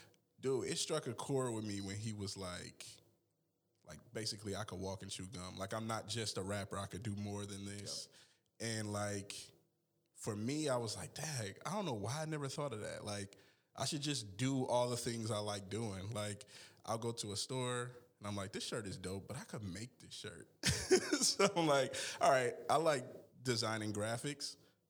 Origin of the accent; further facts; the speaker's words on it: Milwaukee, Wisconsin, United States; How can I explain growing up in Milwaukee? It's so much. There's ups and downs. I lived on Hampton most of my life.